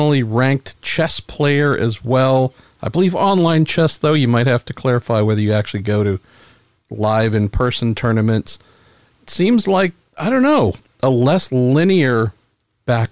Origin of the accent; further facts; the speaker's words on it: San Francisco, California, United States; I'm from San Francisco